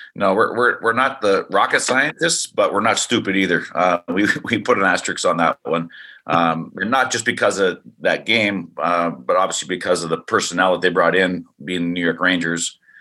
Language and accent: English; Canada; also born or lived in Idaho; now in Arizona, United States; being a Canadian